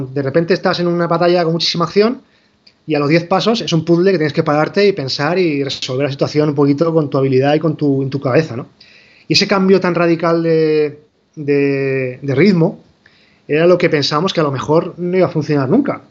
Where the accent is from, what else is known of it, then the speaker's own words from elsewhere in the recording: Spain; moved away as an adult; somos de aquí. Bueno, somos un equipo español.